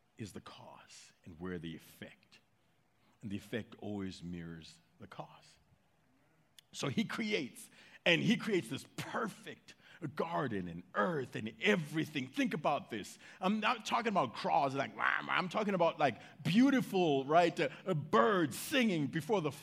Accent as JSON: {"language": "English", "country": "United States", "said": "I'm American."}